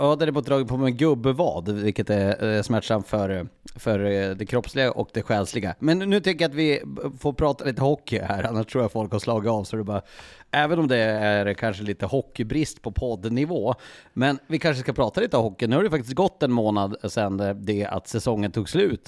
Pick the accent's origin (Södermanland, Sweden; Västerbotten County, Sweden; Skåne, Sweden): Västerbotten County, Sweden; Skellefteå; jag är född i Skellefteå